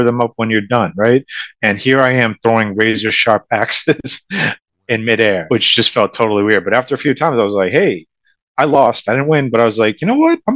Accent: Boston, Massachusetts, United States; I am from the Boston area. I grew up in Massachusetts. I've lived here my whole life.

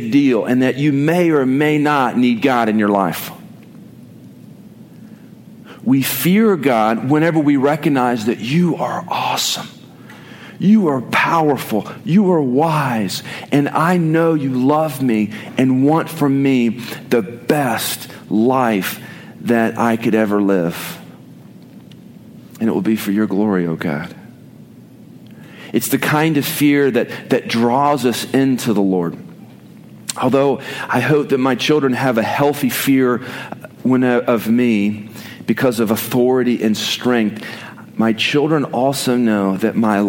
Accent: Oklahoma, United States; I did not grow up in Texas. I grew up in Oklahoma

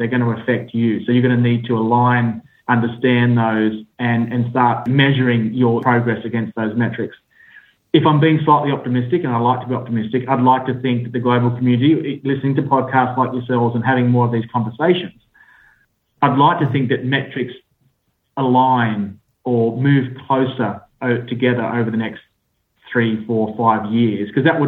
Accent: Australia; accent: Australian; now in United Kingdom; I sit in the UK, despite my Australian accent

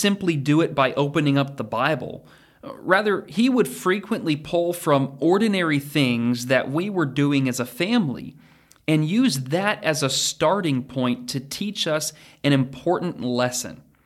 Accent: Oregon, United States; moved away as an adult; also born or lived in Texas / Kentucky; now in Danville, Kentucky, United States; my childhood when I was growing up in Oregon.

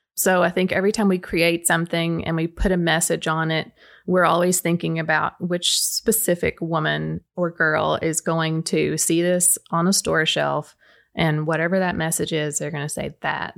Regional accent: Baxter, Tennessee, United States; my Baxter roots are very deep. I live on Bruce Ridge Road

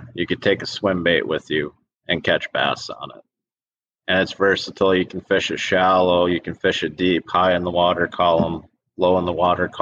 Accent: Wisconsin, United States; We're from Wisconsin

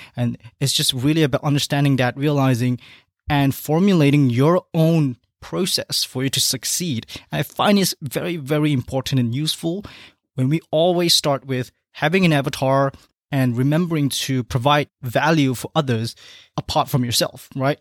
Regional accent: Malaysia; moved away; back in my home country of Malaysia

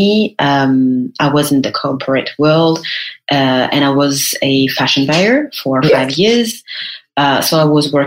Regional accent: Paris, Île-de-France, France; was born and raised in Paris

